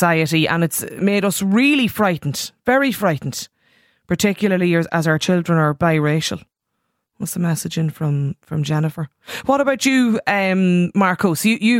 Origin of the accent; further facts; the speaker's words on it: Ireland; I'm an immigrant in another country and being Irish is an enormous privilege, but the events of last night do not give a good image to our beautiful nation.